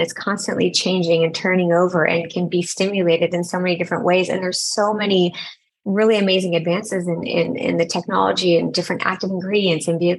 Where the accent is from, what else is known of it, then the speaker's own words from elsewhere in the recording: Orange County, California, United States; I moved back to my hometown of Orange County and started my own practice.